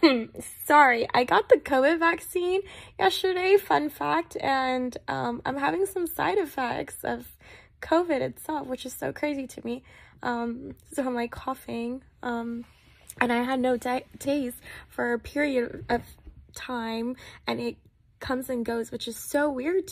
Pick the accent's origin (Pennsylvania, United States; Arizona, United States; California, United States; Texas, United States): Texas, United States; moved away as an adult; also born or lived in Nepal; now in Sacramento, United States; I was born in Nepal. I migrated from Nepal to America at the age of 9. I was raised in Texas.